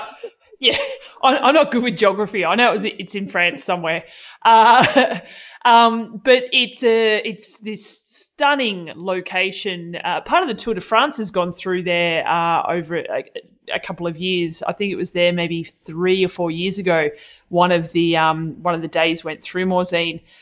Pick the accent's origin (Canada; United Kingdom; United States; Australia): Australia; Melbourne, Victoria; my hometown of Melbourne